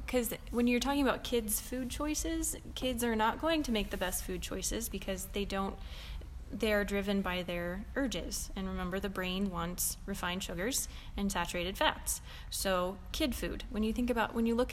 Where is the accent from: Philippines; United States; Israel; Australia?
United States; Indiana; moved away; I'm from Indiana